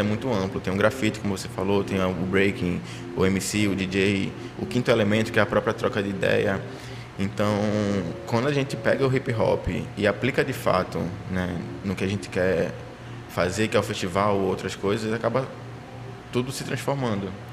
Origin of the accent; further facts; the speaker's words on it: Paulista, Pernambuco, Brazil; also born or lived in Favela do Bode, Recife; now in Recife, Brazil; eu sou de Maranguape, um lado paulista